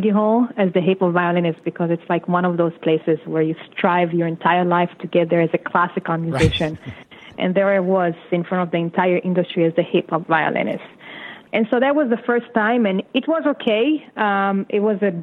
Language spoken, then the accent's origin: English; Israel; English is a second language; moved away as an adult; now in United States; I was kind of a rookie in this country. I came here from Israel. My English was like me no English.